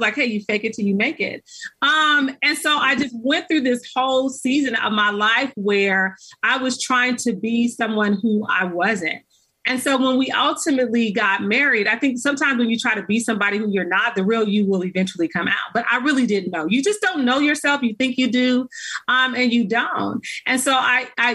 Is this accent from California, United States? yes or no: yes; Los Angeles, California, United States; I grew up in South Central